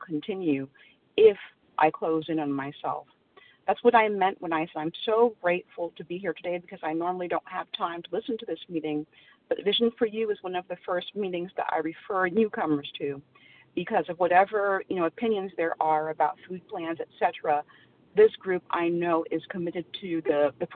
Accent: Central Florida, United States; I'm from Central Florida

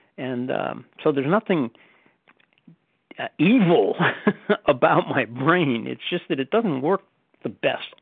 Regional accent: the North, Northern United States, United States; moved away as an adult; now in Southern United States; I'm a Northerner retired in the South

